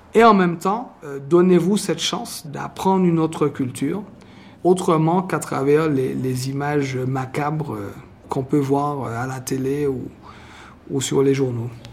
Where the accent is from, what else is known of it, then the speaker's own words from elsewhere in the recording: Martinique; accent: Martinique; now in Mexico; je n'ai toujours pas perdu mon accent de la Martinique